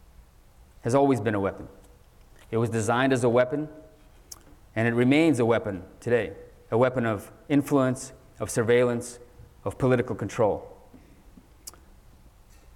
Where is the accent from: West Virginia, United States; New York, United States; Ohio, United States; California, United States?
California, United States; San Francisco; also born or lived in Soviet Union; I was born in the Soviet Union, and my family ended up in America, in San Francisco, right as the dot-com bubble was heating up in the 1990s. I was only 9 years old at the time